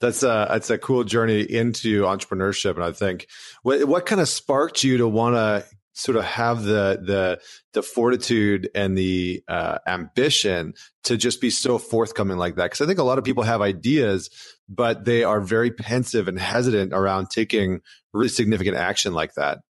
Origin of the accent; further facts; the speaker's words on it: Canada; accent: Canadian; I'm from Canada